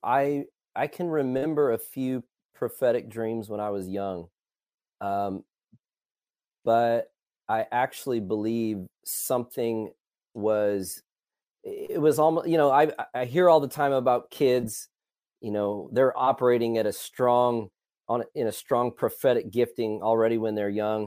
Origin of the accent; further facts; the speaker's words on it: Illinois, United States; also born or lived in Colorado Springs; now in Dallas-Fort Worth, United States; I am originally from Illinois